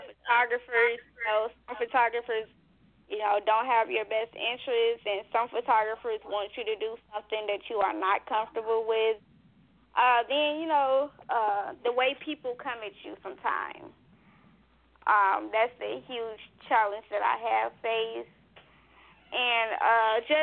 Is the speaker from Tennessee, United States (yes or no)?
no; Gary, Indiana, United States; now in Indianapolis, United States; Growing up in Gary, Indiana